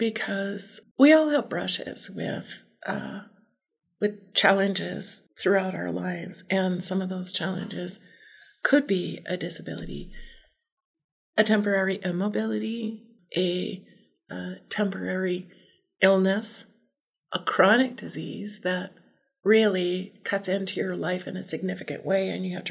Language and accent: English; Southern Arizona, United States; also born or lived in Southern California; now in Belgrade, Montana, United States; I was born in Southern Arizona and then spent quite a bit of time in Southern California too